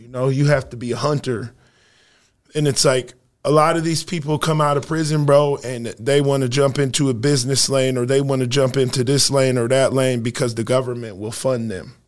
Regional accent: Sioux Falls, South Dakota, United States; also born or lived in Rapid City, South Dakota; I'm from Sioux Falls, South Dakota, man, heart of the city. Uh, I grew up a few blocks away from where I operate my business

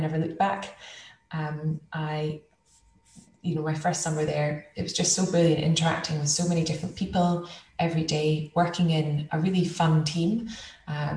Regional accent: Elgin, Scotland, United Kingdom; I grew up just outside Elgin, so in the Speyside region, Murray Speyside

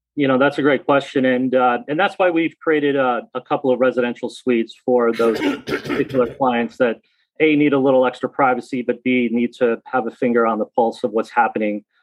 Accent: Newtown, Connecticut, United States; I grew up in Newtown

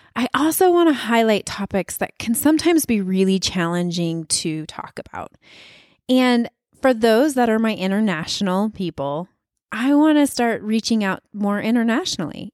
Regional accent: Wyoming, United States; moved away; I'm from Wyoming

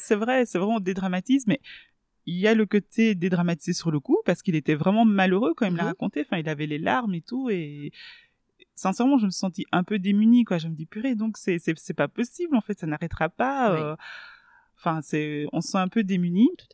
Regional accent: Belgium; first language Swahili; French is a second language; also born or lived in Kisangani, DR Congo / Kinshasa, DR Congo; je suis arrivée euh, en Belgique et donc il a fallu euh, ben, se scolariser

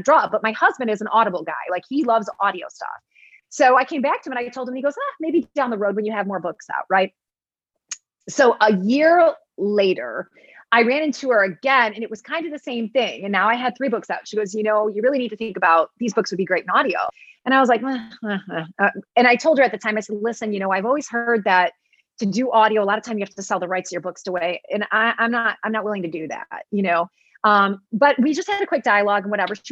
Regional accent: Michigan, United States; I'm a Michigander

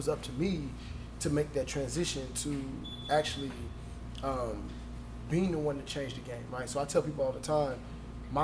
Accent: Anderson, Indiana, United States; I'm from Anderson, Indiana

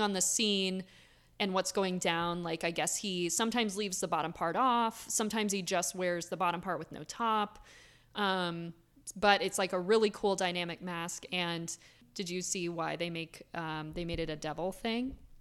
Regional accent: Florida, United States; now in Philadelphia, United States; I grew up in Florida, so I have a lot of Florida stories

